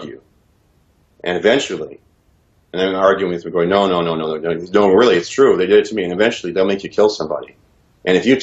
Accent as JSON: {"language": "English", "country": "Canada", "also_born_or_lived": "Regina, Saskatchewan / Ontario", "said": "I was proud of my country and being a Canadian"}